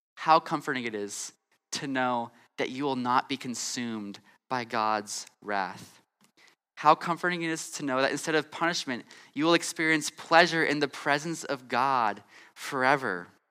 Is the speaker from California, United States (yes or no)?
yes; California, United States; moved away; I'm from California and I grew up in California